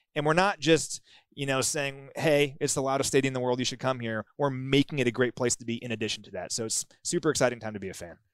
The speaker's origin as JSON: {"language": "English", "town": "Kansas City", "region": "Missouri", "country": "United States", "tie": "born or raised there", "said": "I grew up in Kansas City"}